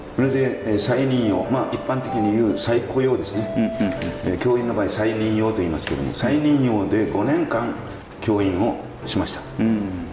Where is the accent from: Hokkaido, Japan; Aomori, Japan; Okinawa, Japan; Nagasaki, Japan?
Nagasaki, Japan; Saikai; also born or lived in Tsushima / Ōmura / Nagayo; 自分の生まれ故郷の大島にでも勤めました